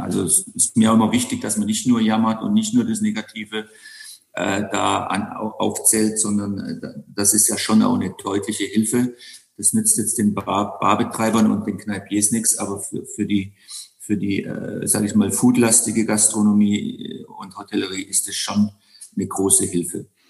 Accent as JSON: {"language": "German", "area": "Black Forest", "region": "Baden-Württemberg", "country": "Germany", "tie": "born or raised there", "also_born_or_lived": "Bonn / London / Monte Carlo / Sydney", "moved": "yes", "said": "ich bin ja im Schwarzwald in einem Landgasthof geboren, den mein acht Jahre älterer Bruder übernommen hat. Habe dann im zarten Alter von 15 Koch gelernt"}